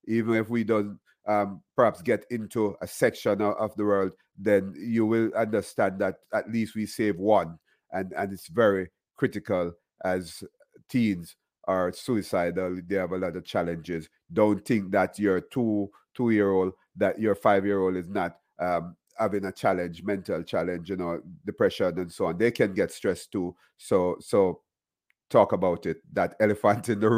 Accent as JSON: {"language": "English", "country": "Jamaica", "moved": "yes", "lives_now": "Miramar, United States", "said": "I'm Jamaican."}